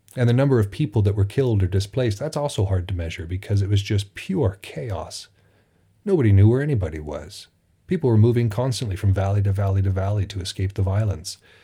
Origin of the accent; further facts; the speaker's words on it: United States; It is strange now being an American